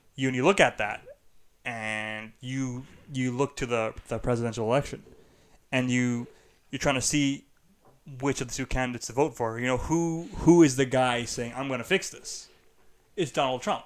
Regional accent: Canada; we are Canadian

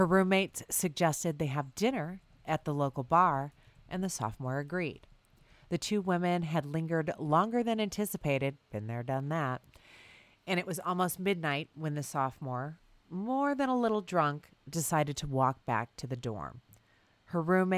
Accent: Bloomington, Indiana, United States; it's my hometown, Bloomington, Indiana

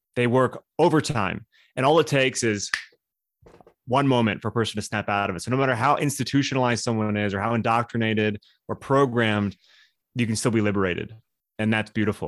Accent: Southern California, United States; moved away; also born or lived in Hollywood; I'm from Southern California

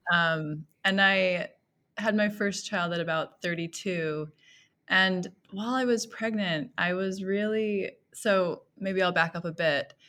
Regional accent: Millcreek, Utah, United States; I grew up in Mill Creek, Utah, so I've been, um, sort of in Utah most of my life

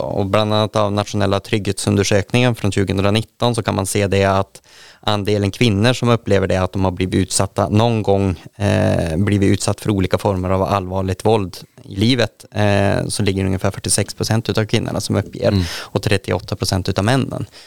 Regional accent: Västerbotten County, Sweden; jag är i Västerbotten. Sen är jag född i inlandet

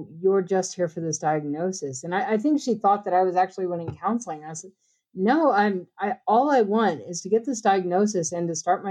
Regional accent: hometown about an hour from Tulsa, Oklahoma, United States; moved away as an adult; I had moved to Tulsa from my hometown about an hour away

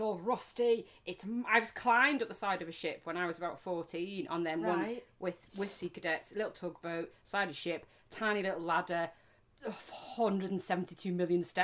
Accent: United Kingdom; We are quite British

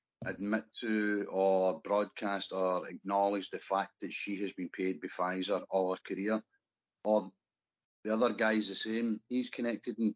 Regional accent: Scotland, United Kingdom; As a Scottish scaffolder

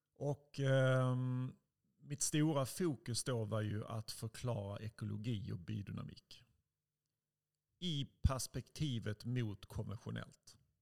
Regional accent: Helsingborg, Skåne, Sweden; moved away as an adult; jag växte upp i Helsingborg. Jag är 45 nu, lämnade Helsingborg när jag var 19

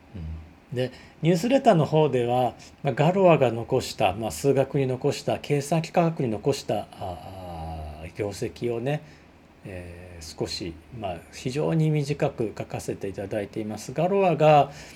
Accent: Osaka, Japan; accent: Osaka dialect; 大阪弁でわーわー喋ってる

